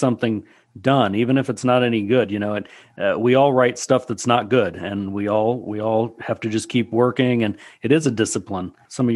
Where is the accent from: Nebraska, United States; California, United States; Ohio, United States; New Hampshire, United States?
Nebraska, United States; I grew up in a small town in Nebraska